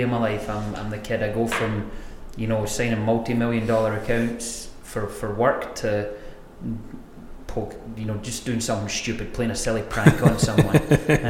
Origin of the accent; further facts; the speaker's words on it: Scotland, United Kingdom; So my mum's Irish background. I was born and raised in Scotland